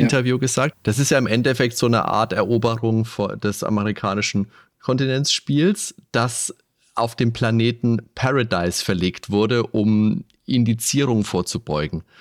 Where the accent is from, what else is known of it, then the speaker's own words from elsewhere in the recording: Germany; bei uns in Deutschland